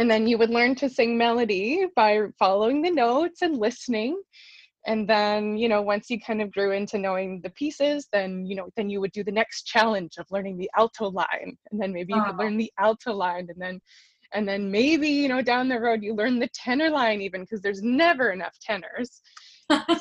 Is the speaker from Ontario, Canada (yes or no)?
no; southern Manitoba, Canada; moved away as an adult; now in Toronto, Canada; I'm originally from southern Manitoba. I've been based in Toronto for the last little while, but my roots are back here in Manitoba, and I grew up in the Mennonite choral tradition